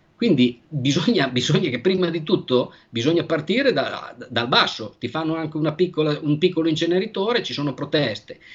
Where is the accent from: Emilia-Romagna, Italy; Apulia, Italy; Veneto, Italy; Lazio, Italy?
Emilia-Romagna, Italy; Bologna; io sono di Bologna